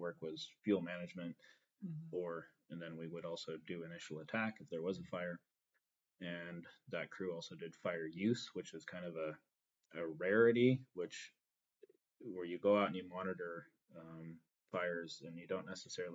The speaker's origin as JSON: {"language": "English", "region": "Northern California", "country": "United States", "tie": "born or raised there", "said": "I come from Northern California, which is a very fire prone area"}